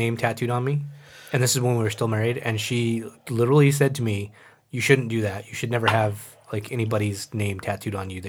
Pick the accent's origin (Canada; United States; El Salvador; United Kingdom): El Salvador; born there; Because I was born in El Salvador. And so I kind of wanted something to – I don't know, kind of touch base with what may or may not be my roots.